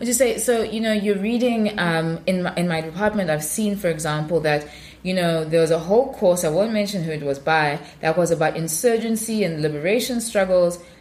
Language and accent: English; South Africa; moved away as an adult; now in United States; black African um, in South Africa